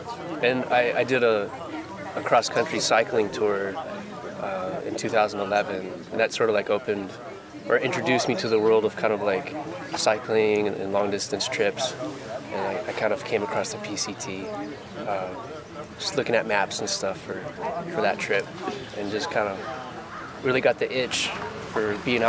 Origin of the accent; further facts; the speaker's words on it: Oakland, California, United States; I'm from Oakland, California